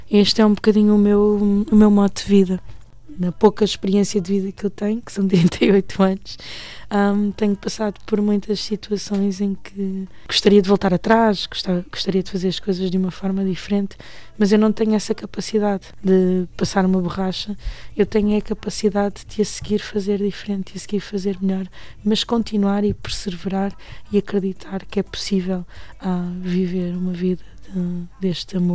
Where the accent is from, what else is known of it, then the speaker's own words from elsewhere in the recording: Portugal; also born or lived in Mozambique; mas nasci em Moçambique hum, num tempo de guerra civil em que a Frelimo e a Renamo lutavam para, hum, pelo poder e que lutaram até 90 e 92, a altura em que foram assinados os acordos de Lusaka. E vim para Portugal quando tinha seis anos.